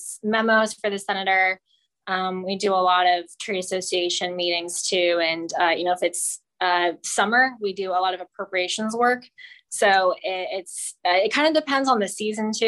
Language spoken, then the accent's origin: English; Overland Park, Kansas, United States; moved away as an adult; now in Washington, D.C., United States; I'm from Overland Park, Kansas